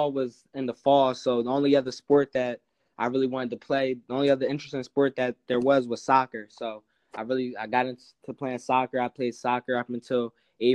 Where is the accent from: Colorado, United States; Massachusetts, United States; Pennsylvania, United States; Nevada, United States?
Pennsylvania, United States; Chester; I'm also from Chester, PA.